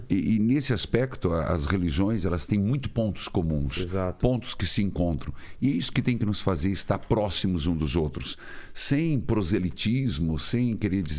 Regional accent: Paraíso do Norte, Paraná, Brazil; moved away; also born or lived in Curitiba; Em Paraíso do Norte, uma cidade. Eu falo que eu vim do paraíso

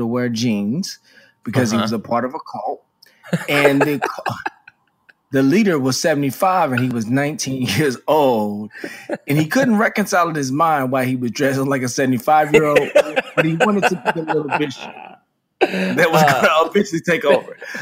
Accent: Dallas, Texas, United States; I was a guy from Dallas, Texas, grew up with starched jeans

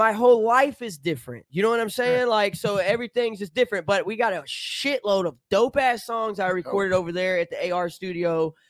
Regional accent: Alabama, United States; Man, I'm not from any scene, man. I'm from Alabama where there's fucking nothing but meth labs and red clay, bro. They don't even got dirt. They got red clay, you know?

